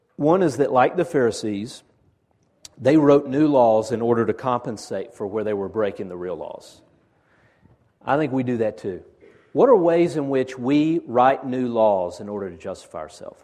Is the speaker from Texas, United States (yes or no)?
no; Chickamauga, Georgia, United States; I'm from Chickamauga